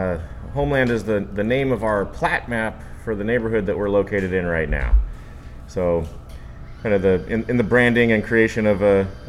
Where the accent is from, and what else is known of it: Sacramento, California, United States; born or raised there